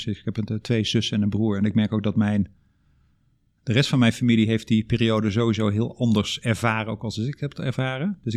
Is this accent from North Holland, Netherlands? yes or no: no; Drunen, North Brabant, Netherlands; accent: Brabant; Eh, opgegroeid in Drunen, Brabant. Zeg de Brabander. Ik ben die uh, Brabantse accent ben ik onderweg ergens verloren.